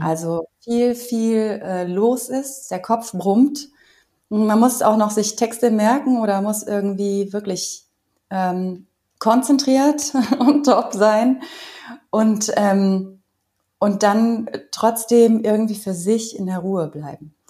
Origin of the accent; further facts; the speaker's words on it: Cologne, North Rhine-Westphalia, Germany; ich komme aber aus Köln